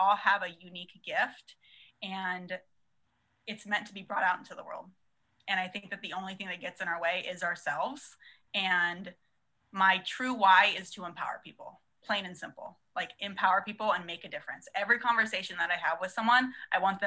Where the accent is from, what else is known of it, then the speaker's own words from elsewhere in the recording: San Diego, California, United States; I'm from San Diego, born and raised, and went to SDSU